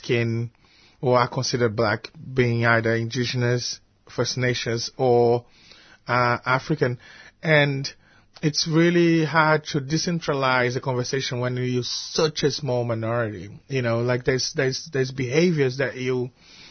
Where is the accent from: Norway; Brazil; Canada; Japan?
Brazil; Salvador, Bahia; also born or lived in Rio de Janeiro, Brazil / Perth, Australia; now in Melbourne, Australia; coming from Brazil, you know, growing up in Salvador, then moving to Rio, and then my short stint visit to France, to Europe, and then to Perth, and then arriving finally in Melbourne